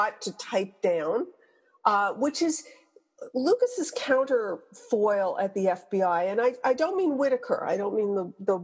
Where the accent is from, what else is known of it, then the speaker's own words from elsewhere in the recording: Quebec, Canada; moved away; I'm from Quebec originally